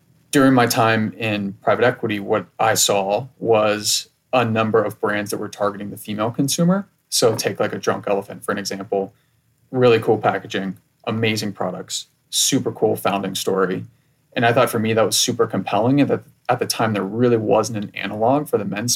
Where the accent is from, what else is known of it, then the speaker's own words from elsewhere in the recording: Cincinnati, Ohio, United States; moved away as an adult; also born or lived in Columbus, Ohio / East Coast; I was originally from Ohio, born in Cincinnati, born in Columbus, grew up in Cincinnati, spent most of my childhood in the Midwest